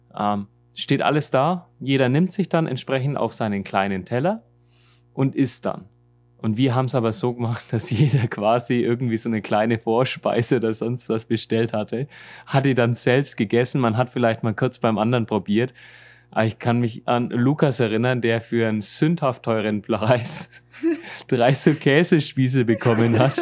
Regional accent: Germany; moved away as an adult; now in Seoul, South Korea

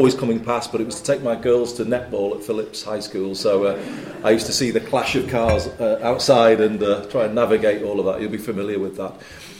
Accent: Liverpool, North West England, United Kingdom; I was born in Liverpool

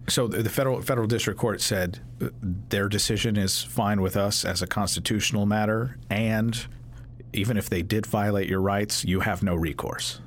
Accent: Kentucky, United States; I'm from Kentucky

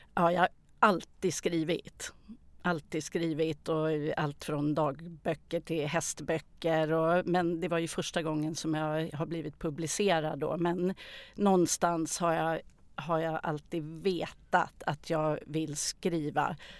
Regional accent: Täby, Stockholm County, Sweden; Jag föddes i Stockholm. Jag har vuxit upp i Täby, mm. norr om Stockholm.

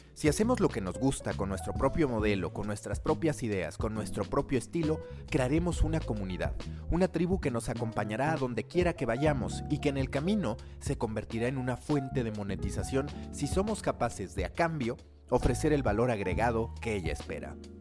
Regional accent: Mexico City, Mexico; como chilango

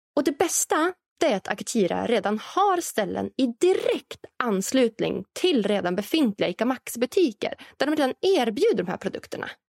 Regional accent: Norrland, Sweden; framtidslandet Norrland där jag kommer ifrån

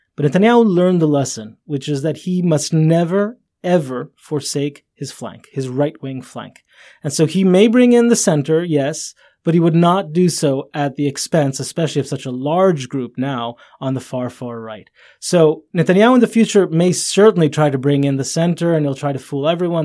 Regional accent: Jerusalem, Jerusalem District, Israel; I grew up in Jerusalem.

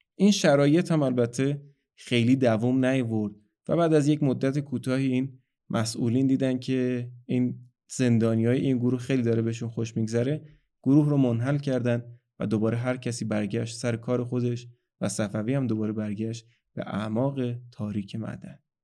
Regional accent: Iran

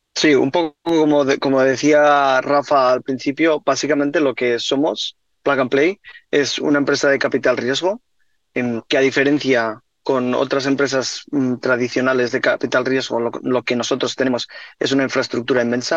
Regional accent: Spain; now in United States; somos los dos somos de España

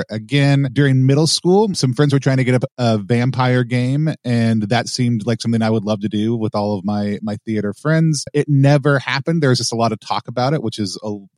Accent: Texas, United States; I grew up in the American South, specifically Texas

